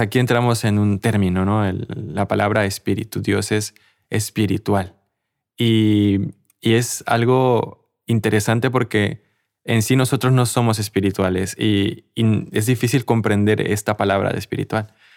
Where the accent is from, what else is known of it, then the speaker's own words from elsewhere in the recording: Mexico; yo soy de México